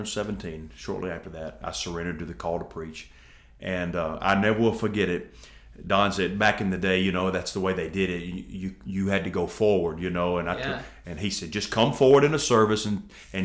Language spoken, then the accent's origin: English; Milan, Tennessee, United States; also born or lived in Nashville, Tennessee; now in Jackson, United States; my hometown is Milan, big okay. metropolitan Milan